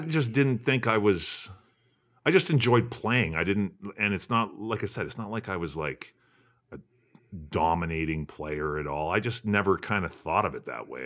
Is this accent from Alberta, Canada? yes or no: yes; Fort Saskatchewan, Alberta, Canada; I grew up in Fort Saskatchewan, uh, fifteen minutes northeast of Edmonton